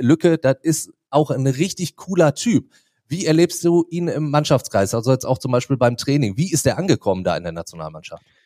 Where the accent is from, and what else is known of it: Duisburg, North Rhine-Westphalia, Germany; born or raised there